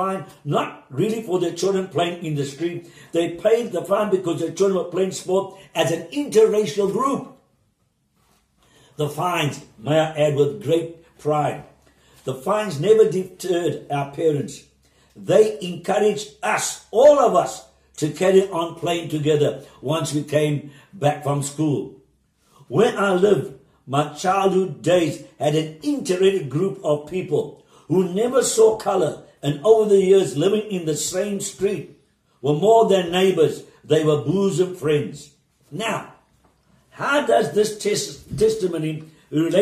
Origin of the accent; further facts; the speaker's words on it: Cape Town, Western Cape, South Africa; I am a South African privileged to have been born in 15 Pound of Woodstock, Cape Town